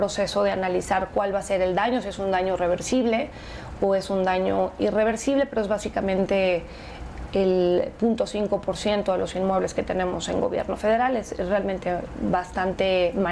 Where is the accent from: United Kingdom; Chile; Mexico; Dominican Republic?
Mexico; sentirnos más orgullosos de cómo somos como mexicanos